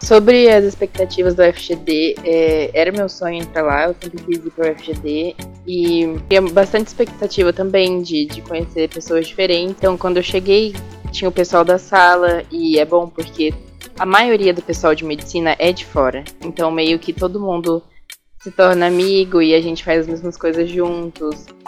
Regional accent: Campo Grande, Mato Grosso do Sul, Brazil; eu sou de Campo Grande

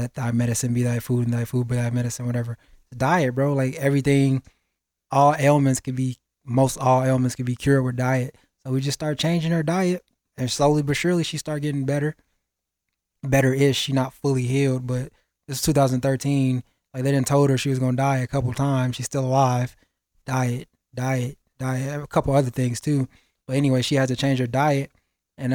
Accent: Chicago, Illinois, United States; moved away; I'm from Chicago originally

